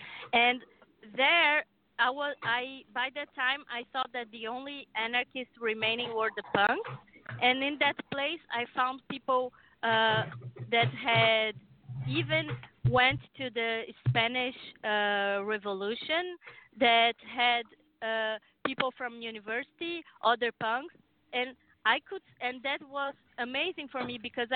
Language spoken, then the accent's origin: English; Brazil; moved away as an adult; now in United States; I came from Brazil.